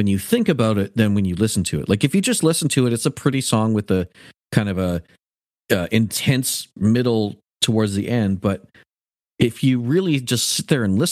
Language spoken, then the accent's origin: English; Canada; As a Canadian